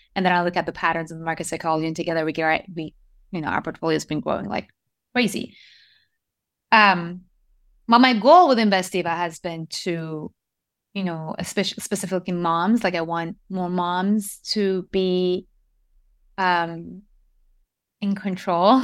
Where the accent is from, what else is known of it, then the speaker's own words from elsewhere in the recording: Iran; moved away; also born or lived in Japan; I was born and raised in Iran